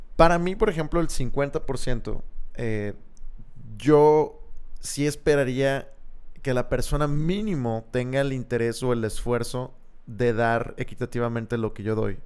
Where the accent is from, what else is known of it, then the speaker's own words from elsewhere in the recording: Monterrey, Nuevo León, Mexico; quiénes somos los regios